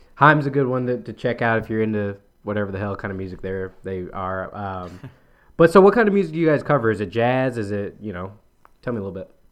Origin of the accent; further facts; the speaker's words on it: Memphis, Tennessee, United States; moved away as an adult; also born or lived in Austin; I'm from Memphis